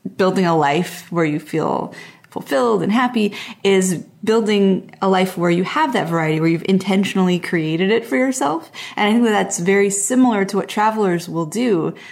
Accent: Montreal, Quebec, Canada; moved away as an adult; also born or lived in Portland / Pacific Northwest island; I grew up in Montreal, which is like a big East Coast city, and then I moved to Portland

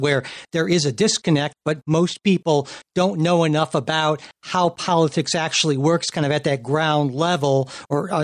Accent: Springfield, United States; my hometown, Springfield

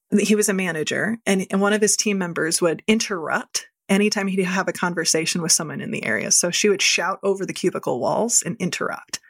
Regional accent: Midwest, United States; I grew up in the Midwest

